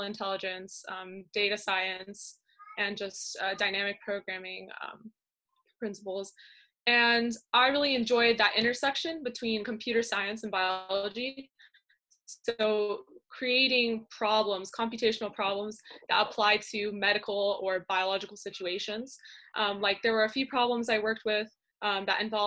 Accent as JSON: {"language": "English", "town": "San Jose", "region": "California", "country": "United States", "said": "I'm from San Jose, California, and I'm currently a senior in Lee High School"}